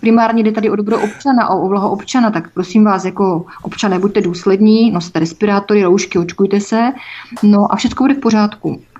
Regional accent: Czechia; jsem především občanka České republiky a nebudu nikde psát, že mám národnost evropskou, když mám národnost českou

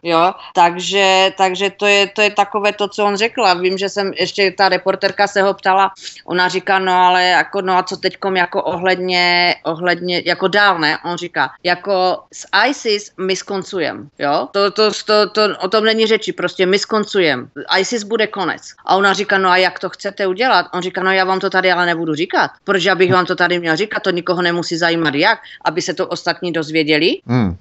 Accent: Czechia; moved away as an adult; now in Texas, United States; Češi, jak jako národ takový eh, nějak my nějak nejsme hrdí na to, že jsme Češi

